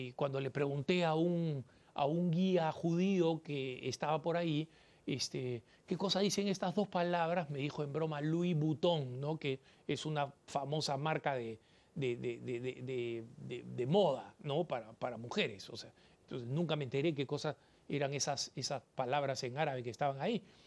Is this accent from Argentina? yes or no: no; Peru; en mi país, en el Perú